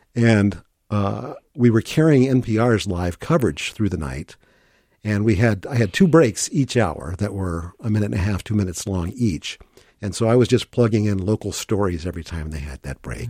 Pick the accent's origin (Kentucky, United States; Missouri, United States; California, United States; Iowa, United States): Missouri, United States; St. Louis; moved away as an adult; also born or lived in Virginia / Green Bay, Wisconsin / Madison, Wisconsin; now in Saint Paul, United States